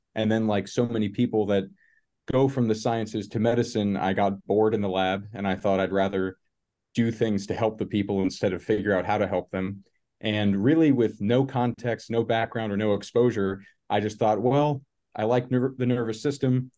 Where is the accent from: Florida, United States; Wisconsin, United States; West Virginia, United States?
Florida, United States; northern; now in Chicago, United States; I grew up in Florida, in northern Florida, which is essentially southern Georgia